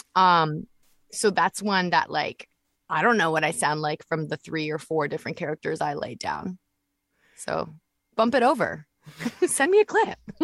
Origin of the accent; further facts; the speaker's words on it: Vancouver, British Columbia, Canada; we live in Vancouver as well, right? Like I'm Canadian and that's where I'm from